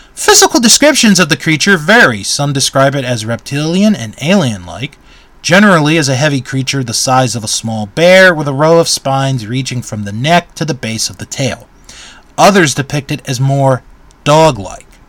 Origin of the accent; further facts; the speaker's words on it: Maryland, United States; moved away; I grew up in Maryland and was living in Maryland, uh, I, I I lived in Prince George's County